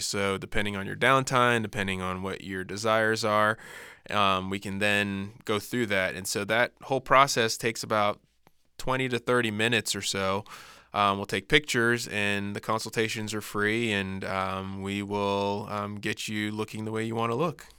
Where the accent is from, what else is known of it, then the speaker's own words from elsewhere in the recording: Florida, United States; growing up in Florida